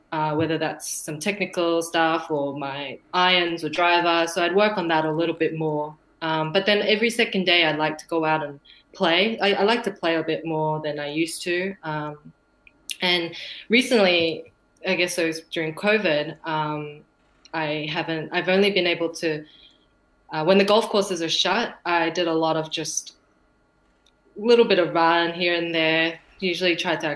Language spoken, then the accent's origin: English; Victoria, Australia; my home state